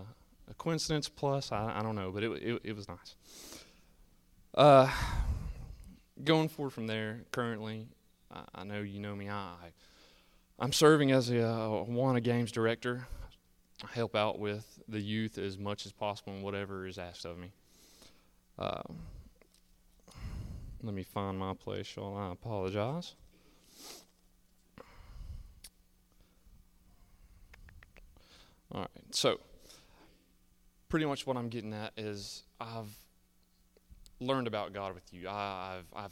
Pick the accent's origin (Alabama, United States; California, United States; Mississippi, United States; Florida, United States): Alabama, United States; Pinson; I grew up in Pinson, Alabama with my family